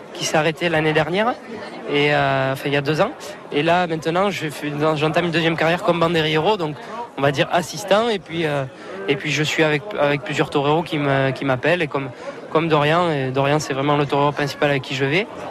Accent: Mont-de-Marsan, Nouvelle-Aquitaine, France; je suis de Mont-de-Marsan, vous l'avez dit, donc ben, c'est une capitale taurine hein, dans le sud-ouest. Donc, ben, tout petit, je suis allé voir les corridas

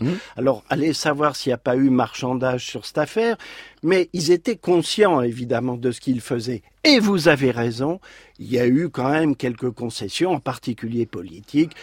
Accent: Saint-Quentin, Hauts-de-France, France; je suis né à Saint-Quentin dans l'Aisne mhm. et j'étais juste à côté des usines Motobécane

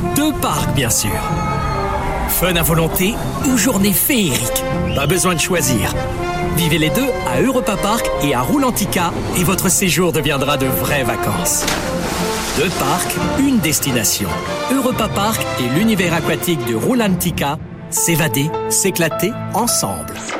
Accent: Besançon, Bourgogne-Franche-Comté, France; je suis de Montrapon

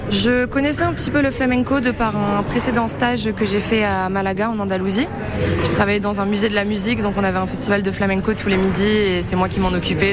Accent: Angoulême, Nouvelle-Aquitaine, France; moved away as an adult; also born or lived in Angers; je viens d'Angoulême en Charente

